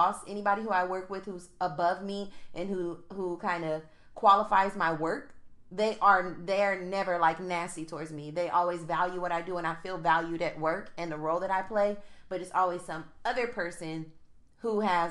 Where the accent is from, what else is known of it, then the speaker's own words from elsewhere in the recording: United States; outside of being African, I'm American.